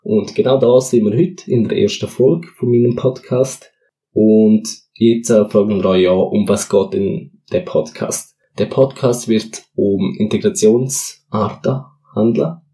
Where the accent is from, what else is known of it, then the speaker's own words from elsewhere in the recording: Switzerland; Also meine Eltern sind beide Portugiesen und wohnen hier in der Schweiz seit über 20 Jahren. Und ich bin dementsprechend auch da in der Schweiz schon geboren und aufgewachsen.